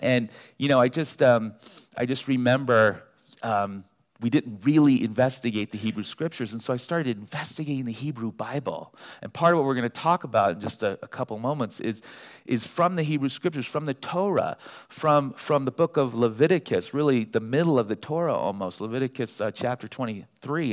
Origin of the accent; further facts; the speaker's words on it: Los Angeles, California, United States; also born or lived in Davis, California; being from Los Angeles, I was born and raised in the San Fernando Valley